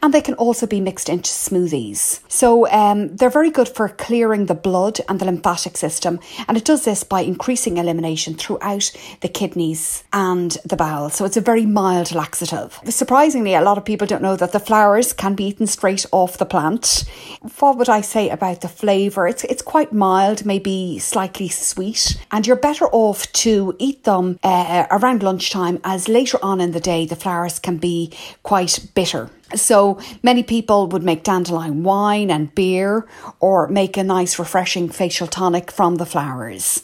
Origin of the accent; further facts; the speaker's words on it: Ireland; also born or lived in Blackrock, County Dublin; I'm the Irish herbalist